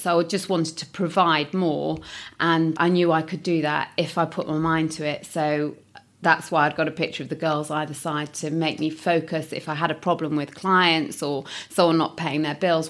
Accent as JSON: {"language": "English", "town": "Nottingham", "region": "East Midlands", "country": "United Kingdom", "said": "I'm from Nottingham, and so I decided to stay in Nottingham"}